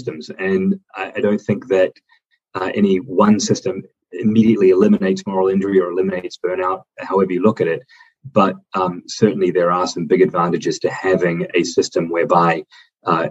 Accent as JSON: {"language": "English", "country": "New Zealand", "tie": "born or raised there", "moved": "as an adult", "lives_now": "United States", "said": "I grew up in the New Zealand system until I came to the U.S. in my 20s"}